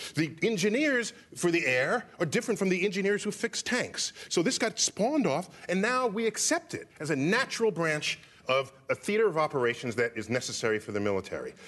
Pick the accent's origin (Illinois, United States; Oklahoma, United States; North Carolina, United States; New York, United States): New York, United States; New York City; I grew up in New York City, which is a liberal town